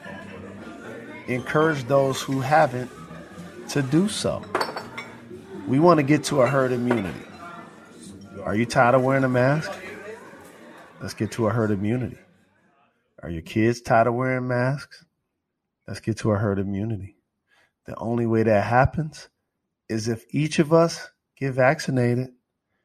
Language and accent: English; Detroit, Michigan, United States; I'm from Detroit